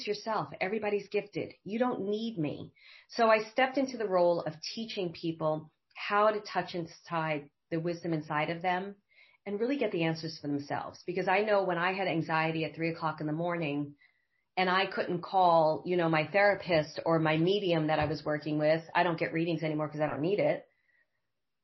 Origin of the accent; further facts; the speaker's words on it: New York City, New York, United States; moved away as an adult; also born or lived in Manhattan / Los Angeles; I am from Brooklyn originally, Bay Ridge, Brooklyn. Grew up in a very traumatic household